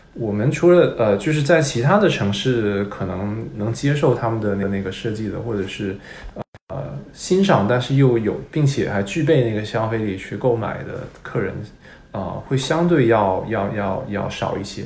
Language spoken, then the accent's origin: Chinese; Hong Kong; first language Cantonese; Chinese is a second language; moved away as an adult; also born or lived in United States / Beijing; 其实是我还没有去过北京呢，我是在香港长大的